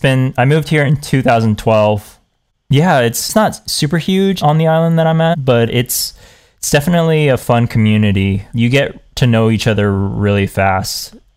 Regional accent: Hawaii, United States; born there; All my family was moving back to the islands. I was born in Hawaii, and I have an aunt and uncle here, and I had my grandma here before she passed away

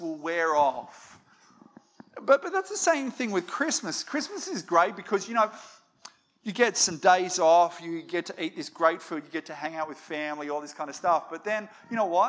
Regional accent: Australia; we're an Aussie family

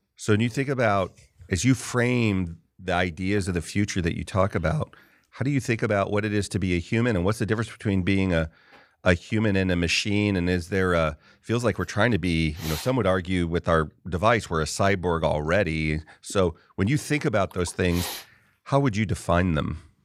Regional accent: California, United States; I grew up in California primarily

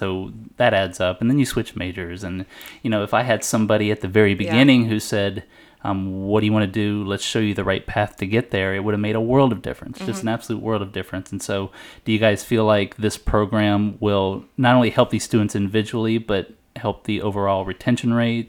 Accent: Texas, United States; I'm from Texas.

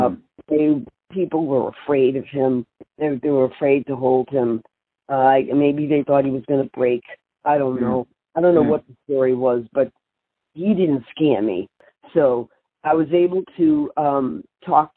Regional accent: Boston, Massachusetts, United States; moved away; I'm Italian. I'm from Boston

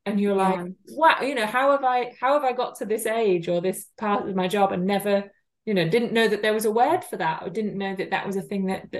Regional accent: the north of England, United Kingdom; accent: northern; I do have a very northern accent for those who don't know.

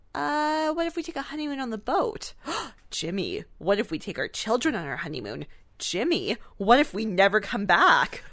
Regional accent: Canada; We're Canadian

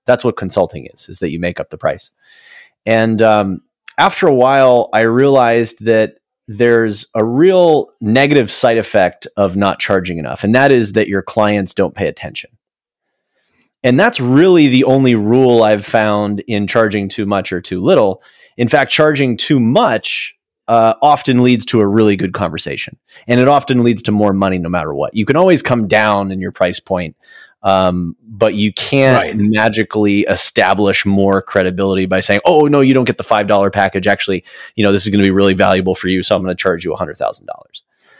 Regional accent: Jupiter, Florida, United States; We did a lot of drives to Disney World. We grew up in Jupiter, Florida, so a lot of time listening to him in the car

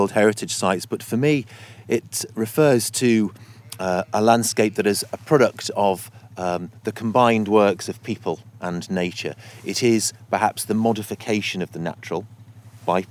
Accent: Peak District, White Peak, East Midlands, United Kingdom; moved away as an adult; now in Lake District, United Kingdom; I grew up in the Peak District, the White Peak on the limestone

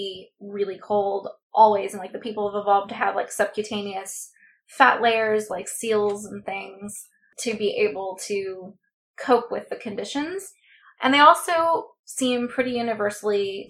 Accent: Southern California, United States; my experience growing up in Southern California

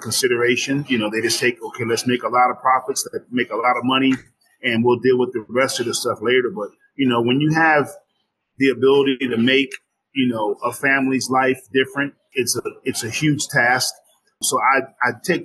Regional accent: New Jersey, United States; now in Glendale, Arizona, United States; I'm from New Jersey originally. So, you know, I was definitely raised on macaroni and cheese

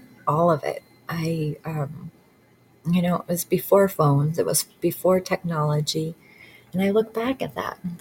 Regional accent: Michigan, United States; I grew up in Michigan

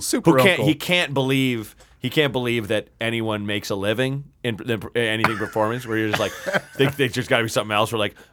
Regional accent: Portland, Oregon, United States; moved away as an adult; also born or lived in Evanston, Illinois / New York / Chicago; I was actually born just outside Chicago in Evanston, and then my parents left when I was 2 years old, and I grew up in Portland, Oregon

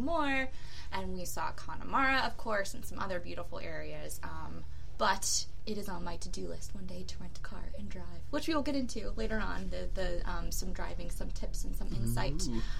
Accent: United States; I, as an American

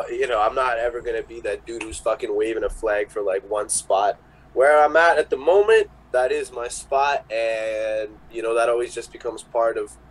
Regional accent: Russia; oh hey, like I'm from Russia and this is what I do.

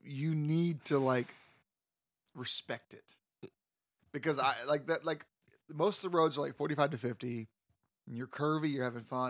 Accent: Florida, United States; I'm from Florida.

